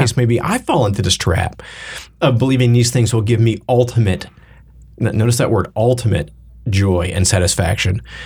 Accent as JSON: {"language": "English", "region": "the Bible Belt", "country": "United States", "tie": "born or raised there", "said": "I grew up in the Bible Belt-ish"}